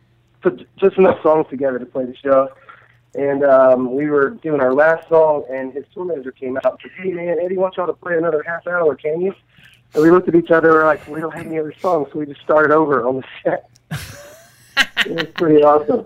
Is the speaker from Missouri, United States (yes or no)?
no; Nashville, Tennessee, United States; I'm from Nashville. I was born here